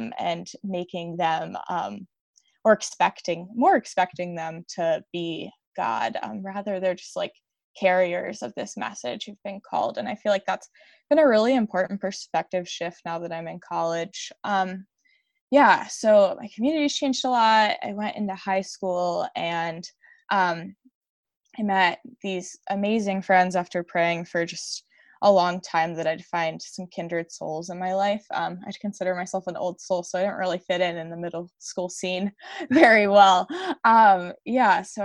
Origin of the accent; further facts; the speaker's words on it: Westminster, Maryland, United States; also born or lived in Newark, Delaware; I live outside of the city of Baltimore, Maryland, in a suburb called Westminster.